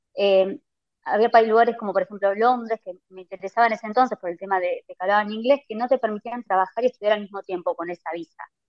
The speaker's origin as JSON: {"language": "Spanish", "town": "Dolores", "region": "Buenos Aires Province", "country": "Argentina", "tie": "born or raised there", "moved": "as an adult", "lives_now": "Dublin, Ireland", "said": "soy de Dolores"}